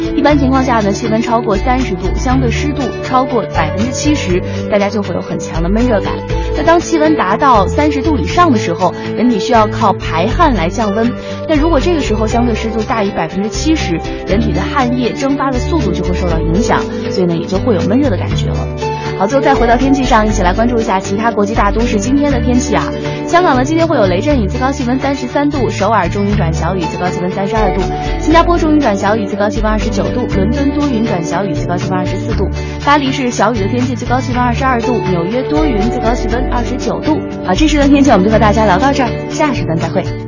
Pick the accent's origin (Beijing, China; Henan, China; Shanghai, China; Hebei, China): Beijing, China; 我为什么还是选择就是在我的这个出生的地方来工作呢